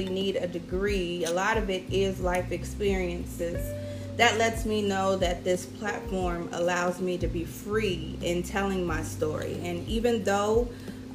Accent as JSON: {"language": "English", "town": "Cincinnati", "region": "Ohio", "country": "United States", "moved": "as an adult", "lives_now": "South Florida, United States", "said": "I'm originally from Cincinnati, Ohio. I've lived down here in South Florida for 9 years"}